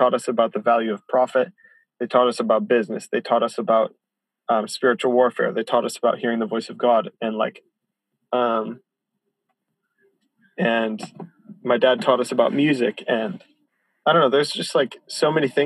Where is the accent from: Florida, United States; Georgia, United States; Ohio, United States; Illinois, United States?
Illinois, United States; Chicago; now in Isla Vista, United States; I grew up in church in Chicago